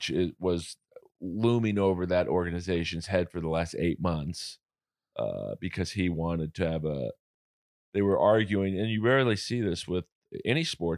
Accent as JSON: {"language": "English", "town": "Los Angeles", "region": "California", "country": "United States", "tie": "born or raised there", "said": "I grew up in Hollywood, Bel Air, Hollywood."}